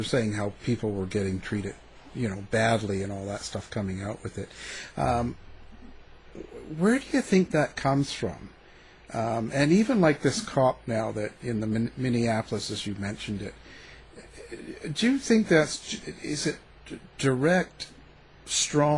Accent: Canada; I was growing up in Canada

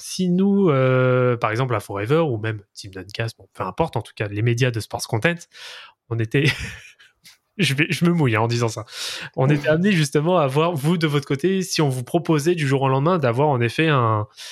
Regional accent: France; en tant que bon français

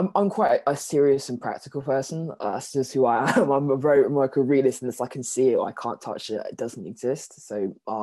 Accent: London, United Kingdom; also born or lived in Jamaica (ancestry); I'm from South London. I live like in Purley. It's just near Croydon.

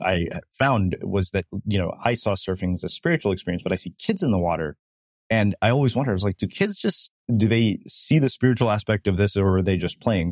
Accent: South India, India; we're from South India

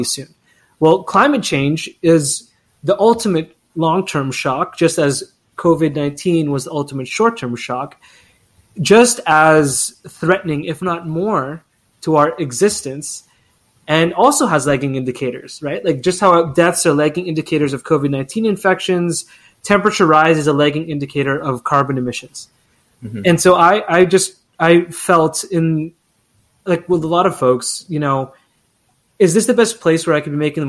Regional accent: Philippines; now in Canada; I'm Filipino Canadian and an immigrant

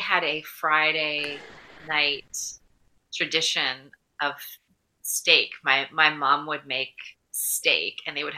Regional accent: Mississauga, Ontario, Canada; now in Vancouver, Canada; I grew up in Port Credit, Ontario

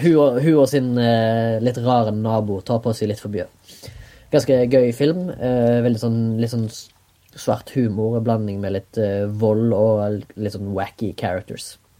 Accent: Haugesund, Rogaland, Norway; now in Oslo, Norway; Jeg kommer fra Haugesund. Bor i Oslo.

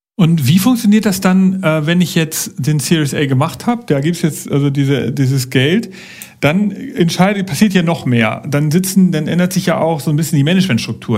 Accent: Germany; bei uns in Deutschland

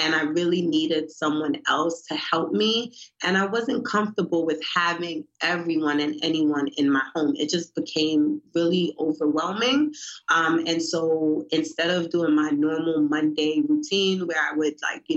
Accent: New York City, New York, United States; now in Baltimore, United States; I'm from Brooklyn, New York.

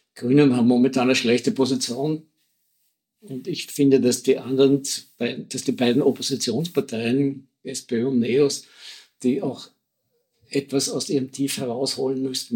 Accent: Austria

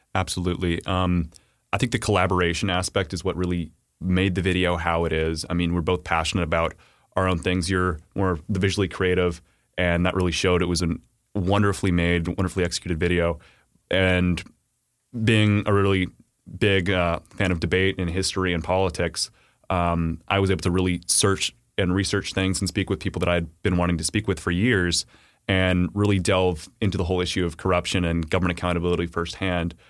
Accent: Texas, United States; growing up in Texas

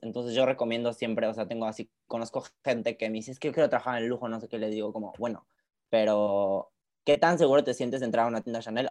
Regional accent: Querétaro, Mexico; now in Paris, France; usualmente en México yo soy de Querétaro

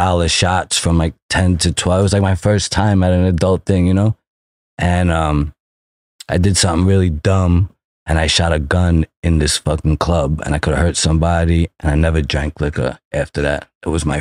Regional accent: New York City, New York, United States; also born or lived in Manhattan; I grew up the first 20 years in Brooklyn and the second 30 years in Manhattan

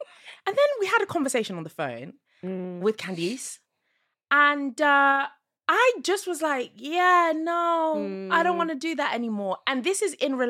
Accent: Zimbabwe; I'm from Zimbabwe

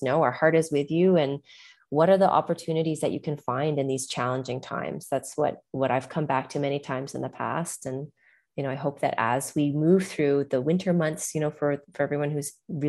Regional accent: Canada; also born or lived in New York; now in Costa Rica; growing up in Canada

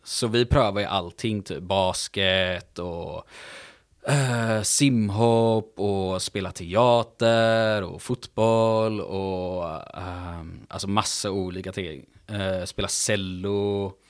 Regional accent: Gothenburg, Västra Götaland, Sweden; jag är uppvuxen i Göteborg

